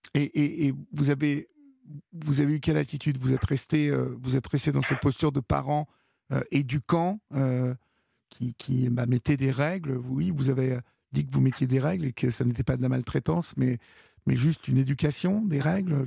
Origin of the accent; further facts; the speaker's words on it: France; chez nous en France